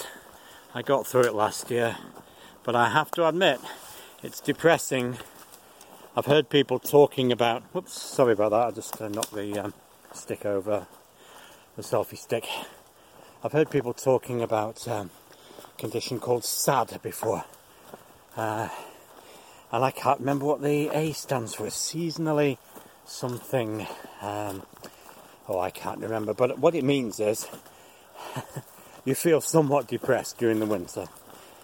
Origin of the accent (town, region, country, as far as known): United Kingdom; moved away